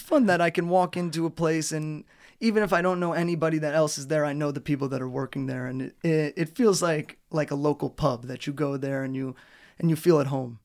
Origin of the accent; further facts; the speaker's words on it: United States; moved away as an adult; now in Trnava, Slovakia; My hometown in America doesn't have a pedestrian center or a square in the middle of the town.